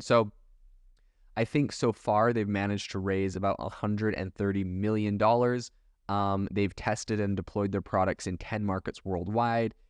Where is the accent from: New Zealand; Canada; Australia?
Canada; also born or lived in Europe; now in United States; I was raised in Canada.